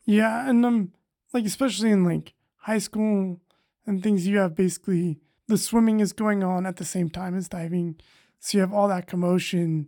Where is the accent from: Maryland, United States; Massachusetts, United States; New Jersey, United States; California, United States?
California, United States; Madera; Originally, I'm from, uh, the Central Valley in California